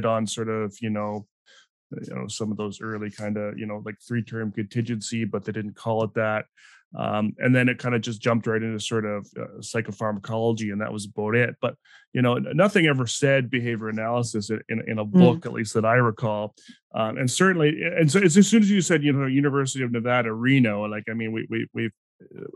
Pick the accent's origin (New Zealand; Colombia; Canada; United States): Canada; I'm Canadian, and you know, my experience is entirely Canadian based